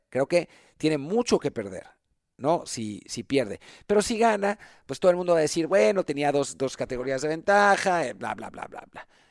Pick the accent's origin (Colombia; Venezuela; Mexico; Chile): Mexico; como mexicanos